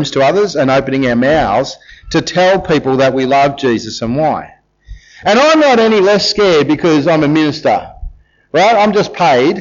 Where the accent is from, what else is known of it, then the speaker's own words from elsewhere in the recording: Australia; we're Australians